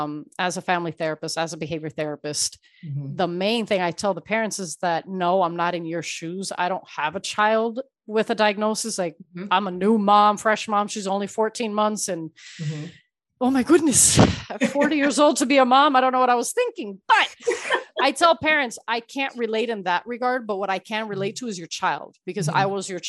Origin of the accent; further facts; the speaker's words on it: Miami, Florida, United States; also born or lived in Ecuador; I was born in Ecuador, raised in Miami